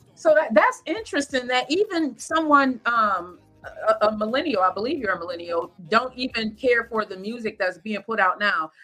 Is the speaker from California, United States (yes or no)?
no; Lackawanna, New York, United States; also born or lived in Buffalo; my hometown of Lackawanna